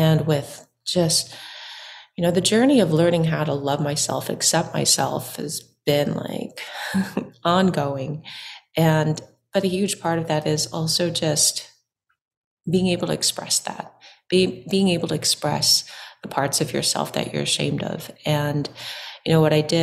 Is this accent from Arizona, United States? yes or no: no; Orange County, California, United States; I was born and raised in Orange County, and my folks were from Vietnam, and they immigrated here in the 80s.